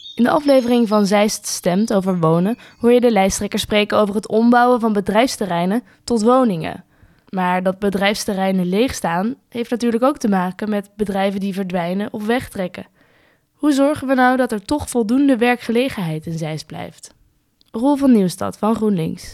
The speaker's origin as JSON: {"language": "Dutch", "town": "Wijk bij Duurstede", "region": "Utrecht", "country": "Netherlands", "tie": "born or raised there", "said": "Ik kom dus uit Wijk bij Duurstede, dat ligt best wel in de buurt van Zeist. En wij gingen vroeger inderdaad wel eens naar Zeist om te winkelen."}